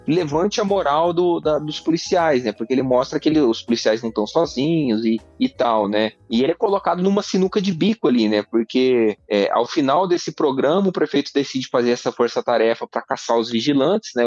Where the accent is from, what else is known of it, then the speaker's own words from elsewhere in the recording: Barretos, São Paulo, Brazil; eu sou eu sou de Barretos